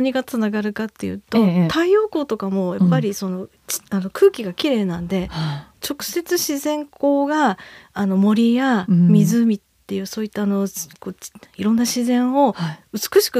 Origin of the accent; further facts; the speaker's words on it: Hokkaido, Japan; also born or lived in Tokyo; 出身はあの東京なんですけど、うん、もう物心ついた時にはあの北海道にいましたので